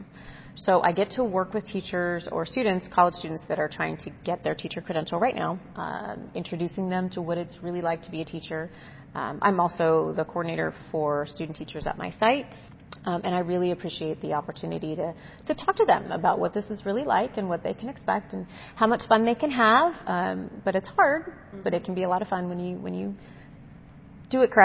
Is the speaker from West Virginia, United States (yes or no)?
no; Massachusetts, United States; also born or lived in San Diego, California; now in Temecula, United States; I'm actually from the East Coast, so grew up in Massachusetts